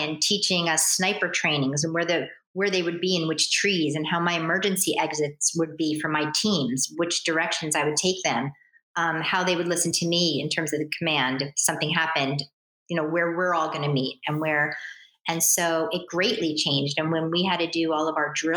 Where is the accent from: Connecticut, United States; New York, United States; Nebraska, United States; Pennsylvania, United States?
New York, United States; New York City; I'm a New Yorker